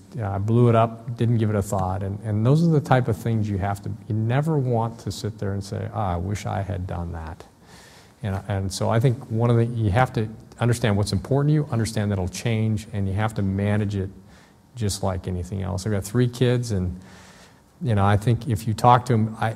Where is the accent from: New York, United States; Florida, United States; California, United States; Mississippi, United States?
California, United States; Southern; I'm from Southern California